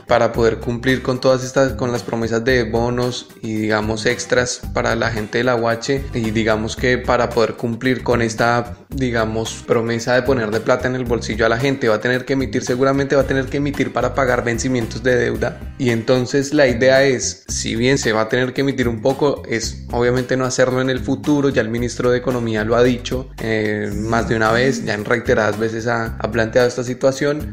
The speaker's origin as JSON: {"language": "Spanish", "country": "Colombia", "said": "desde mi posición como colombiano"}